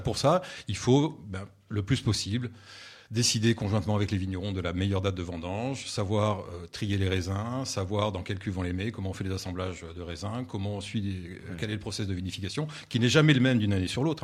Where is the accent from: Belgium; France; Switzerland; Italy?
France; Bordeaux, Nouvelle-Aquitaine; moved away; also born or lived in Limoux / Rhône Valley; je suis bordelais d'origine